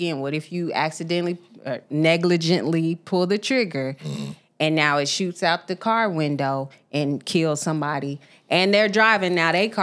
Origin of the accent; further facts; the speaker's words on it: Tacoma, Washington, United States; moved away; also born or lived in Memphis, Tennessee; Growing up on the West Coast, shout out to the East Side of Tacoma